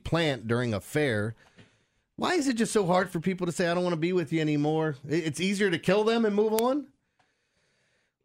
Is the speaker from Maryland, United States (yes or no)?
yes; Middle River, Maryland, United States; I grew up in Middle River.